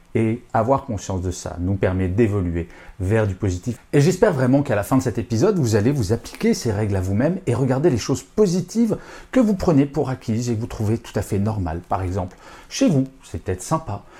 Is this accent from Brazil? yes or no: no; France; je suis français